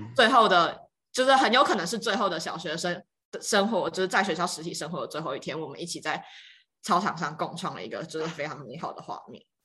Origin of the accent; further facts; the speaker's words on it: Tainan, Taiwan; 我就是在台南长大，然后我刚好也在台南任教